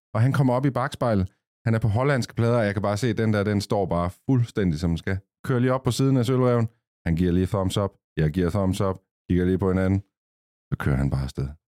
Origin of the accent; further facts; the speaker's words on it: Copenhagen, Capital Region of Denmark, Denmark; nu er vi jo fra København